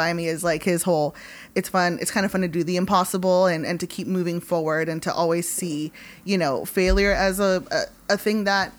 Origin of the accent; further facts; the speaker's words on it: Hawthorne, California, United States; I grew up in like Hawthorne. I grew up in like the South Bay